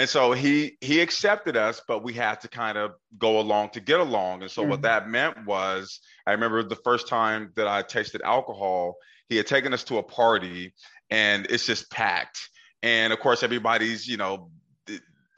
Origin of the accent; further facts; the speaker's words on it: Portland, Oregon, United States; I grew up in Northeast Portland